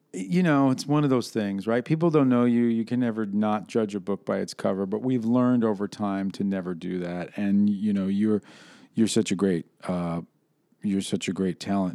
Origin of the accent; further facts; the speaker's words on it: New York, United States; moved away; I prefer to be still discussed as a New Yorker.